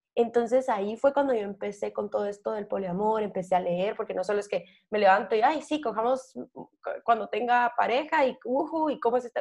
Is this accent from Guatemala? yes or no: yes; Guatemala; como mujer guatemalteca